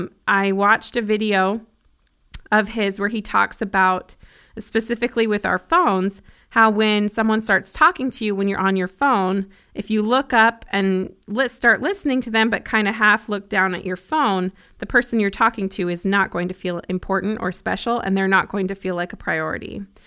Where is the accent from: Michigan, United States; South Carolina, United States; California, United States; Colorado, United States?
Colorado, United States; Broomfield; I grew up in Colorado and I have 5 siblings, 4 sisters and 1 brother, 2 parents. They're still married. We had 2 dogs. We lived in a little 3-bedroom, 1-bathroom house in Broomfield, Colorado